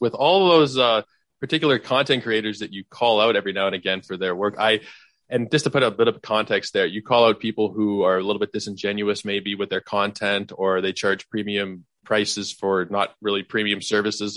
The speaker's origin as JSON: {"language": "English", "town": "Toronto", "region": "Ontario", "country": "Canada", "said": "fellow Torontonian"}